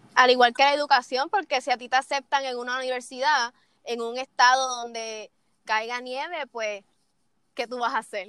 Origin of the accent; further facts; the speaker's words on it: Puerto Rico; somos ciudadanos americanos, eh, básicamente Puerto Rico